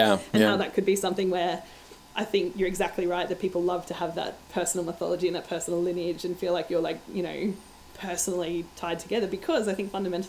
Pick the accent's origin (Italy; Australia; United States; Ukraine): Australia; So, and I call myself an Australian. Like, I wouldn't think of myself ever as being from anywhere but here, because my identity is very Australian.